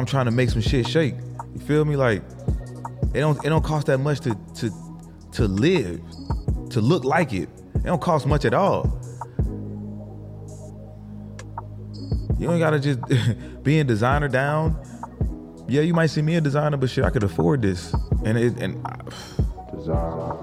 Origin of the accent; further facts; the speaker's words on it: New Jersey, United States; I grew up in New Jersey